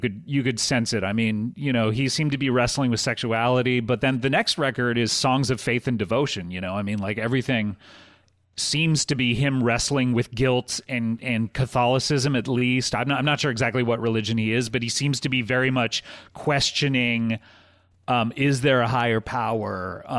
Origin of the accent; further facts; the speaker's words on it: California, United States; I grew up religious in Orange County.